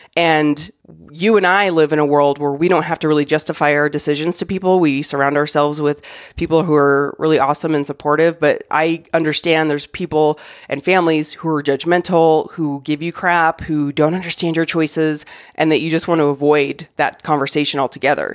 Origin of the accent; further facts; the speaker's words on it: Arizona, United States; moved away as an adult; now in Denver, United States; I grew up in Arizona.